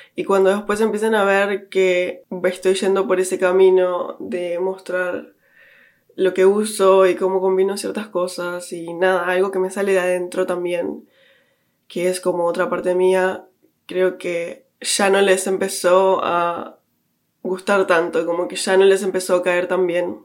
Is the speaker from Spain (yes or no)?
no; Uruguay; moved away as an adult; now in London, United Kingdom; creciendo en Uruguay